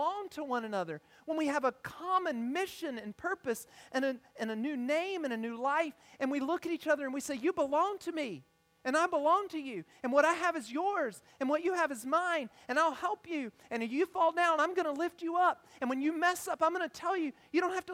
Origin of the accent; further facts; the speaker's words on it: United States; also born or lived in Ethiopia; I consider it a privilege to grow up in the United States